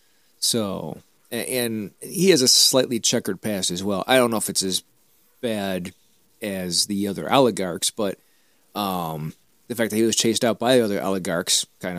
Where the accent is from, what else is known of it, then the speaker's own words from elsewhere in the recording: United States; Being an American